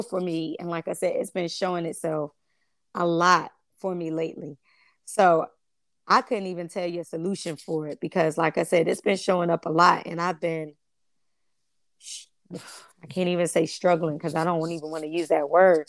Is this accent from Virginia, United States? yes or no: yes; Chesapeake, Virginia, United States; where we grew up in Foundation Park in Chesapeake. We grew up in the projects